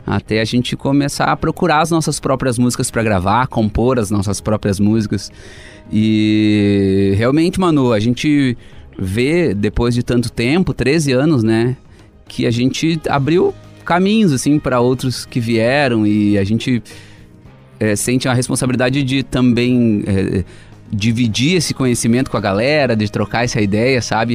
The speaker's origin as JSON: {"language": "Portuguese", "town": "Cruz Alta", "region": "Rio Grande do Sul", "country": "Brazil", "tie": "born or raised there", "said": "Eu sou de Cruz Alta, que também é tem a coxilha nativista, que eu ia desde criança."}